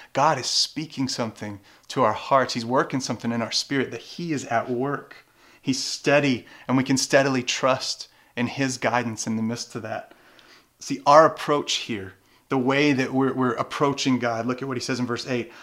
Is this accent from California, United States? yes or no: no; Louisiana, United States; moved away; I grew up in Louisiana